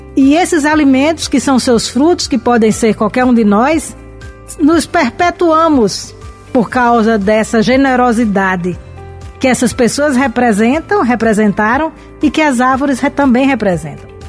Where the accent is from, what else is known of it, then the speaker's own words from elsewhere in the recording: Brazil; na região de onde nós viemos, de onde eu vim, no Siridó